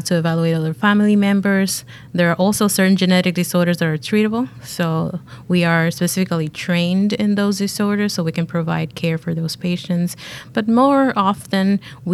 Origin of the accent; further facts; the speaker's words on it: Dominican Republic; moved away; I was back in my home country, actually, in the Dominican Republic